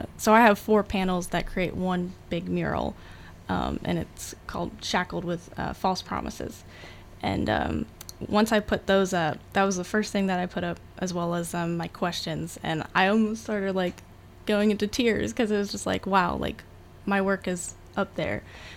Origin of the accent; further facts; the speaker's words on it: Anchorage, Alaska, United States; So I was a military kid, so I've kind of been like everywhere, but the longest we stayed somewhere was in Anchorage, Alaska, so I kind of call that home.